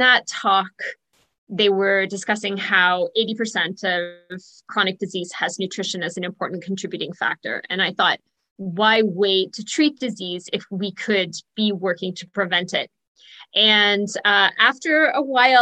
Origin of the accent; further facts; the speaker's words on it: Ontario, Canada; also born or lived in Toronto area / Belleville area; I am from Ontario, Canada. I grew up in around the Toronto area and then moved to the Belleville area.